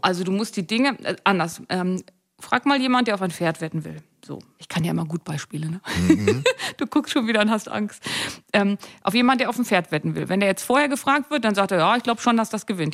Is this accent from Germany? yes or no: yes; Seesen, Lower Saxony, Germany; also born or lived in Gittelde; now in Hannover, Germany; Ich bin in Seesen und Gittel da aufgewachsen.